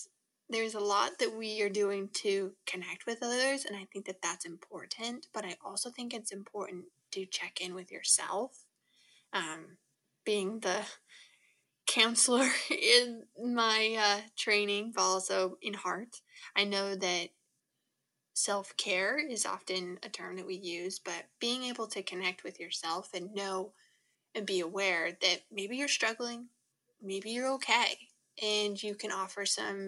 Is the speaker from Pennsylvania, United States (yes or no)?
no; Utah, United States; moved away as an adult; now in Oregon, United States; growing up in Utah, I have enormous mountains, but we didn't have a lot of water